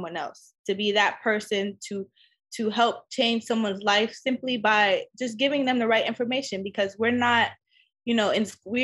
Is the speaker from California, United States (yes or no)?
yes; Los Angeles, California, United States; LA will always be my home. It's where I grew up